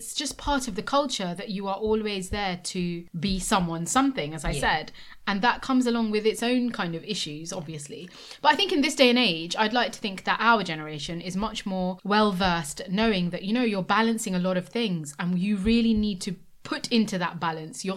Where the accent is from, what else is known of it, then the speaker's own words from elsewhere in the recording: United Kingdom; we are British Asian women